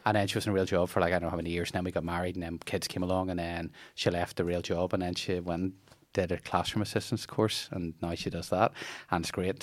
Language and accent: English; Bangor, Northern Ireland, United Kingdom; I grew up in Bangor